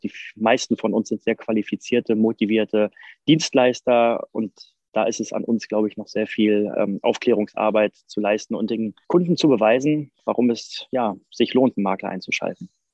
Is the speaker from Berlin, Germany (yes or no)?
yes; Berlin, Germany; bin ich aus Berlin